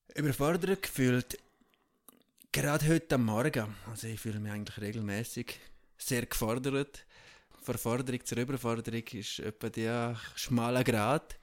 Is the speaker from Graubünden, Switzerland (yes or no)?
yes; Tschiertschen, Graubünden, Switzerland; Ich bin ja ursprünglich in der Schweiz aufgewachsen, in Tschirtscha, in einem 250 Seelendorf